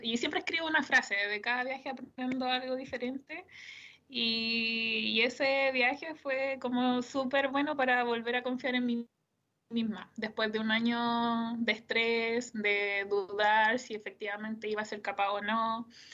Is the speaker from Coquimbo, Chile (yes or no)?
no; Curepto, Maule, Chile; also born or lived in Columbus, Ohio, United States; yo soy de un pueblo, eh, soy de Curepto, entonces yo sabía que me tenía que ir de la casa para estudiar.